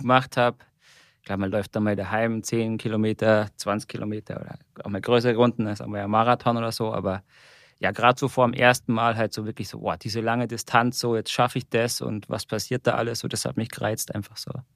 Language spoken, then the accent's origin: German; Munich, Bavaria, Germany; ich komme eigentlich aus München, zumindest Nähe der Berge